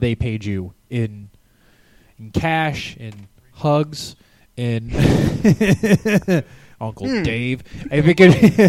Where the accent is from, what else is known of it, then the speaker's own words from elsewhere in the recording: United States; I'm American.